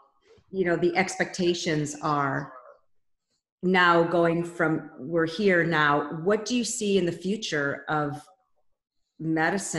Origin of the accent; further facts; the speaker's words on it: Detroit, Michigan, United States; now in St. Louis, United States; My home state of Michigan, in Detroit, Michigan